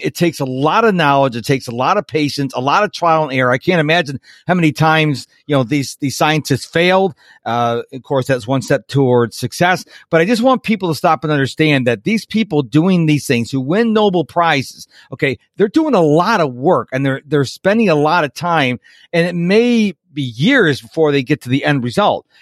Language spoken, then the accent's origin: English; Houston, Texas, United States; my hometown of Houston, Texas